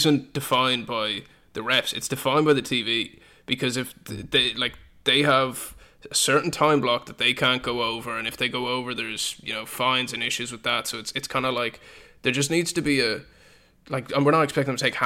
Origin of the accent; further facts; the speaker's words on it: Ireland; I'm from Ireland